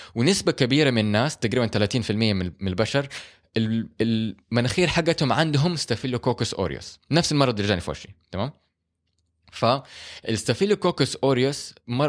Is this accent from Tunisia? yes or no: no; Saudi Arabia; مو كل المباني عندنا في السعوديه مهيئه للحر